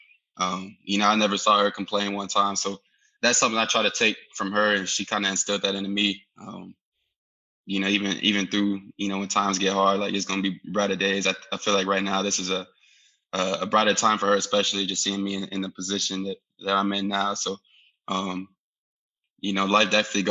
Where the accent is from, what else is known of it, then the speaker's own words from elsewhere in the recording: Fishers, Indiana, United States; I'm from Fishers, Indiana, and I call Fishers, Indiana my hometown